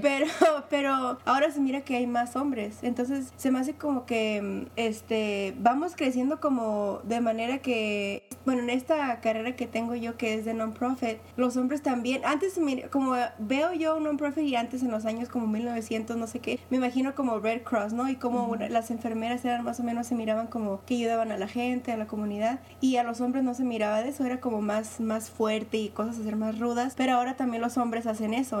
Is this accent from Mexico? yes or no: yes; Mexico; me soy mexicana